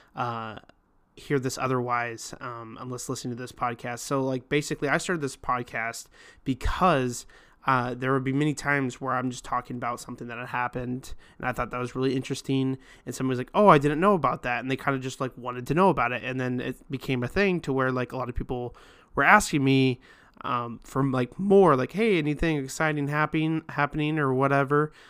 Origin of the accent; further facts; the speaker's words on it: Lincoln, Nebraska, United States; now in Omaha, United States; I'm actually from Lincoln